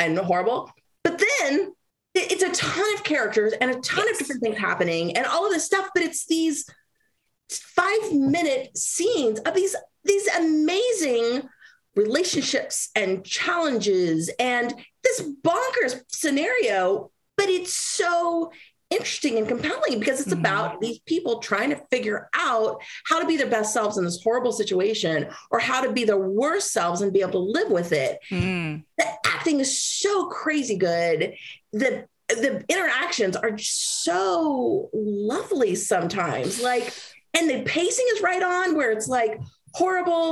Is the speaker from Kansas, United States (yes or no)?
yes; Southeast Kansas, United States; I am from Southeast Kansas. I'm third generation Mexican-American from Southeast Kansas